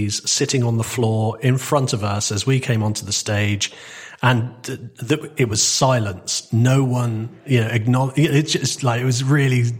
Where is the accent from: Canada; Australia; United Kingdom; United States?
United Kingdom; Torquay, South West England; moved away as an adult; also born or lived in Manchester; I was adopted by my grandparents on my father's side, and and I grew up in Torquay.